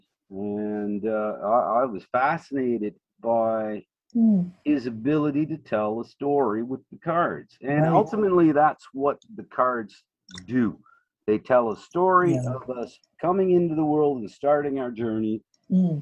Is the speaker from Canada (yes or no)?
yes; Nova Scotia, Canada; Growing up in Nova Scotia on the shore